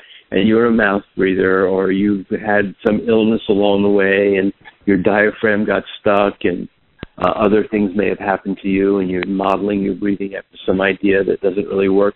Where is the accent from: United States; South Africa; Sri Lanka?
United States; New York City, New York; I grew up in New York City